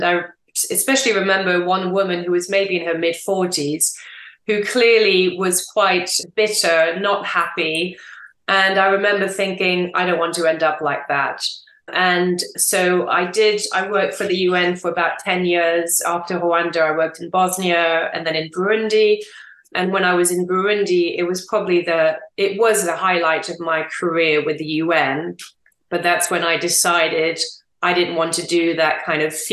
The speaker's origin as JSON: {"language": "English", "region": "England", "country": "United Kingdom", "also_born_or_lived": "France", "said": "Two, coming home to England, which was also huge because I didn't really know where home was. I'm English and French, and I didn't think I'd be in either England or France."}